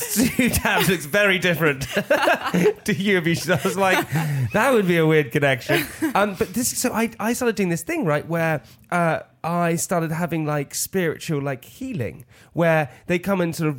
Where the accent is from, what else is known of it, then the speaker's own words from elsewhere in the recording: Oxford, South East England, United Kingdom; I was born in Oxford.